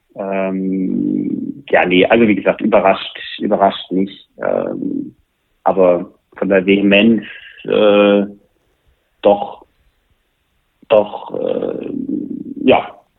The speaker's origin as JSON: {"language": "German", "town": "Bad Wildungen", "region": "Hesse", "country": "Germany", "tie": "born or raised there", "moved": "yes", "said": "ich bin in Nordhessen aufgewachsen"}